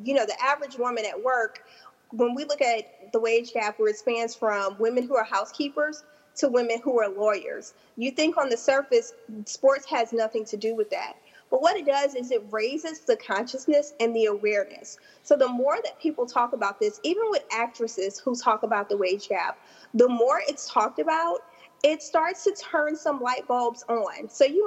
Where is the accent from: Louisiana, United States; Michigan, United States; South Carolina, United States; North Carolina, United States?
Louisiana, United States; South; I'm from South Louisiana